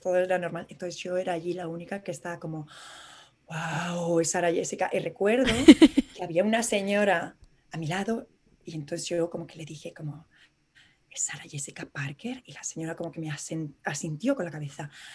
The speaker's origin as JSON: {"language": "Spanish", "town": "Madrid", "region": "Community of Madrid", "country": "Spain", "moved": "as an adult", "lives_now": "New York, United States", "said": "como madrileños por el mundo"}